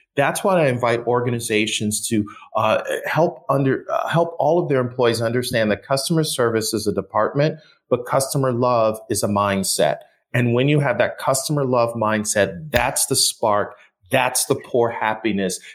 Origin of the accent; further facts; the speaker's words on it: Buffalo, New York, United States; I was born and raised in Buffalo.